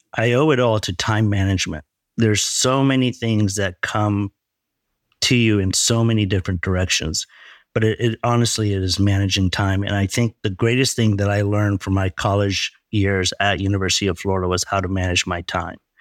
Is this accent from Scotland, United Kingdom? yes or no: no; Leicester, East Midlands, United Kingdom; also born or lived in Texas, United States; now in United States; growing up in a small town in England. Actually, I was born in Leicester, England.